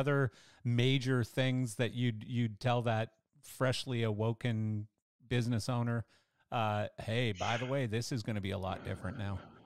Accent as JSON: {"language": "English", "country": "Canada", "said": "I'm Canadian"}